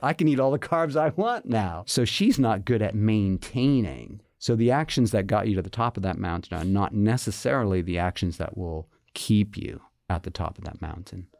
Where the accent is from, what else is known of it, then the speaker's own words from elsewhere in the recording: Massachusetts, United States; moved away as an adult; now in Virginia, United States; I'm originally from Massachusetts. you know, born, bred